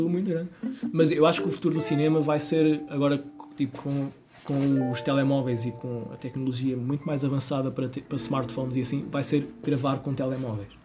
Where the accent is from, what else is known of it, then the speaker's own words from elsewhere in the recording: Castelo Branco, Centro, Portugal; also born or lived in Lisbon; eu também sou de Castelo Branco